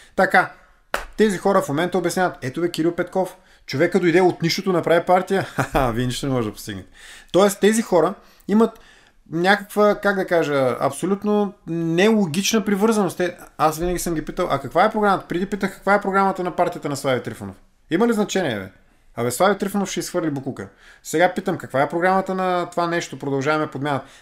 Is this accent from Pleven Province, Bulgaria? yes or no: no; Vladislavovo, Varna Province, Bulgaria; Израснали сме в един блок в uh, Владиславо